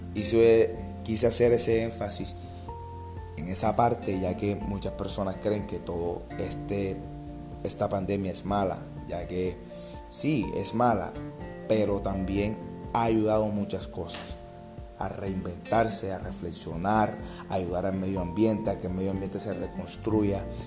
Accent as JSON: {"language": "Spanish", "country": "Colombia", "said": "mi país, Colombia"}